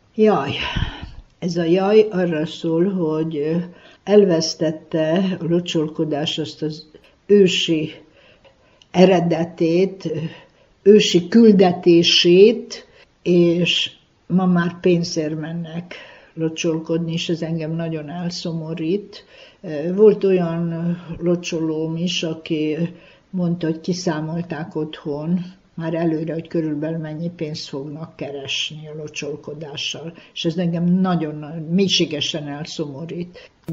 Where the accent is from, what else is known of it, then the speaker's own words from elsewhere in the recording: Délvidék, Vojvodina, Serbia; itt a szülőföldem, szülőfalumba